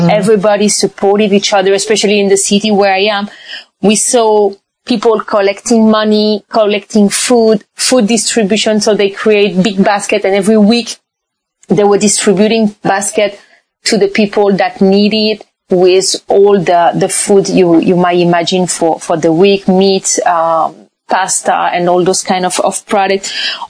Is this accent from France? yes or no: yes; France; also born or lived in China / Brazil / Panama / Switzerland; So I was born French from Spanish origin. My husband is from Morocco. And I lived abroad most of my life. I had the chance to live in China, Brazil, France, Panama, Switzerland, Morocco.